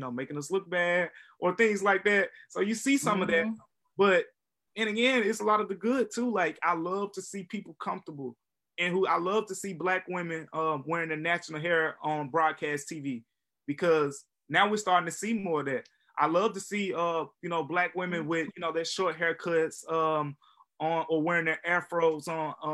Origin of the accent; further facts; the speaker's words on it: Memphis, Tennessee, United States; also born or lived in Philadelphia; from Memphis, Tennessee